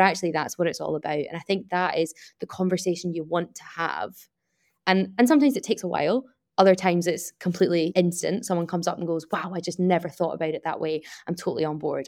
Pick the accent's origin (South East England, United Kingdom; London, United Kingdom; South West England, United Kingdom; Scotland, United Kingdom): Scotland, United Kingdom; Glasgow; I'm from Glasgow